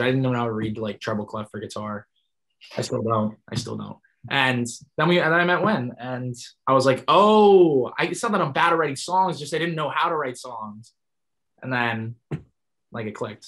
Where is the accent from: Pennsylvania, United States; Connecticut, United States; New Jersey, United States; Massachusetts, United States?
New Jersey, United States; Toms River; born or raised there